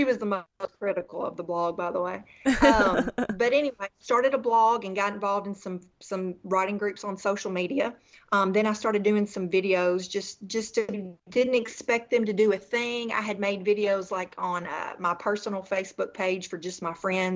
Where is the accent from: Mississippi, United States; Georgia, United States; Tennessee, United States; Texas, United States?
Tennessee, United States; moved away; I am a Southerner, born and raised in Tennessee